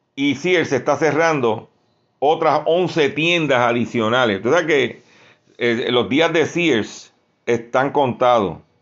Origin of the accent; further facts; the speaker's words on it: Lares, Puerto Rico; mi pueblo de Lares